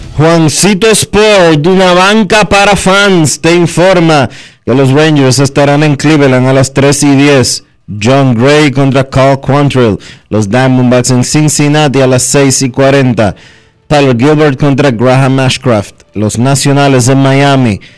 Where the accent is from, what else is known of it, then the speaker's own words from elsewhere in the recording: Dominican Republic; nosotros como dominicanos